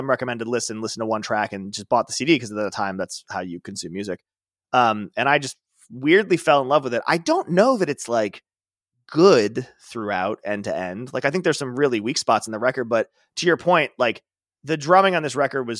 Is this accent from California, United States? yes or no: no; Chicago, Illinois, United States; I grew up in Chicago.